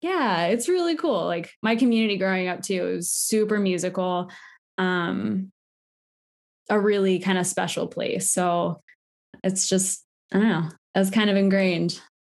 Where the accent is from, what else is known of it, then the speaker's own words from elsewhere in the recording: West Virginia, United States; also born or lived in Maryland; I am Appalachian from West Virginia.